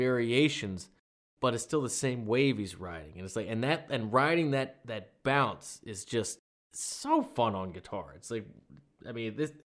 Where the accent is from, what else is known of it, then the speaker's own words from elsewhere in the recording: Maryland, United States; I'm from Maryland